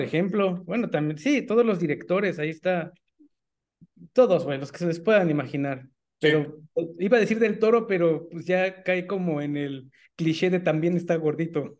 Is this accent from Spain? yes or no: no; Mexico; como mexicanos